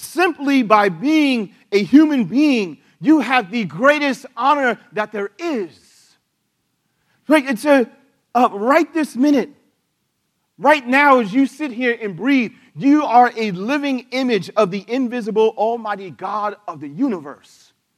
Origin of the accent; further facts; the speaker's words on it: United States; as an American